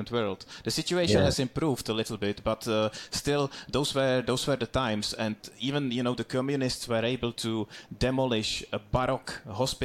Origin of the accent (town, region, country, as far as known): Duchcov, Ústí nad Labem Region, Czechia; born or raised there; moved away